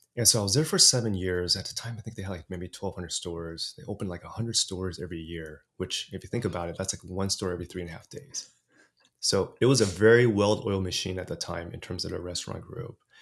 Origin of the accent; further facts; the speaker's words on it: Los Angeles, California, United States; first language English; also born or lived in Taiwan; I was orig-, originally born in Taiwan, came to States when I was three, and grew up in L A, in, in California. And so, really, my first language was English